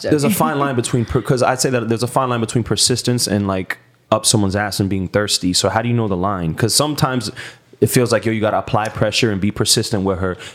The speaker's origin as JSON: {"language": "English", "region": "New York", "country": "United States", "said": "Puerto Rican. I'm from New York."}